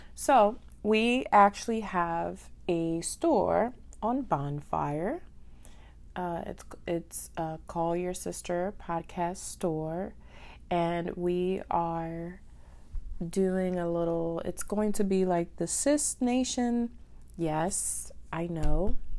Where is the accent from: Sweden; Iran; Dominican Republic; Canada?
Dominican Republic; also born or lived in Haiti (ancestry); now in United States; I am Dominican and Haitian, so I was born in Dominican Republic